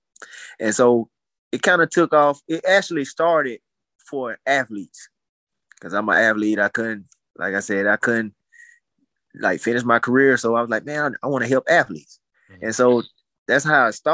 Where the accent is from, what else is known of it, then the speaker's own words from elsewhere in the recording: Montgomery, Alabama, United States; I'm originally from Montgomery